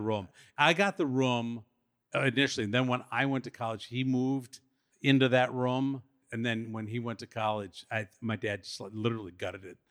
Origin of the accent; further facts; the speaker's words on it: Madison, Wisconsin, United States; Madison, Wisconsin. That's where we grew up, all of us. And I still live there.